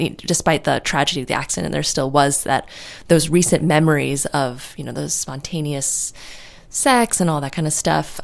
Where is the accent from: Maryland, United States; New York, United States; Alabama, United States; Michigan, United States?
New York, United States; New York City; moved away as an adult; now in California, United States; I'm from New York City, and I moved out to California on my own.